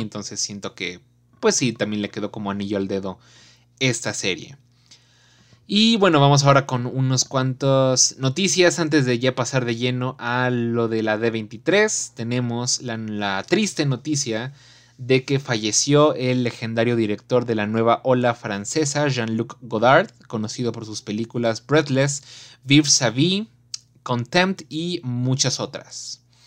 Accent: Mexico; los valores que tenemos como mexicanos

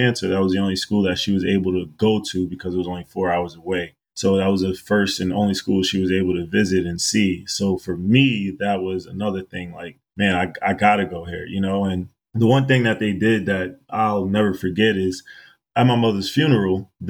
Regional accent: New York City, New York, United States; I was born and raised out in Queens, New York. And when I was in high school, I went to Christ the King.

